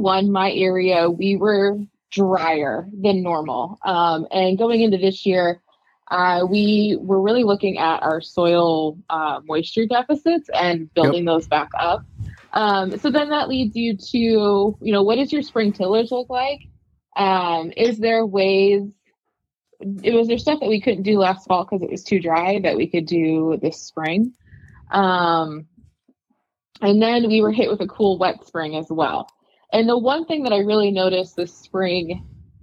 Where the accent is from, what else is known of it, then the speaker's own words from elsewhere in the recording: Northern Illinois, United States; moved away as an adult; also born or lived in Kentucky; now in Iowa, United States; I am originally from Northern Illinois. I grew up on a grain farm there.